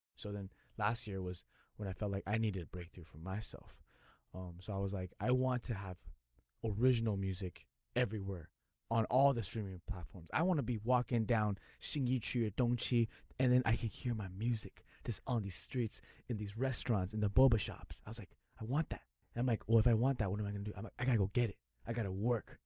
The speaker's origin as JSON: {"language": "English", "country": "United States", "tie": "born or raised there", "moved": "yes", "lives_now": "Taiwan", "said": "I grew up in the states"}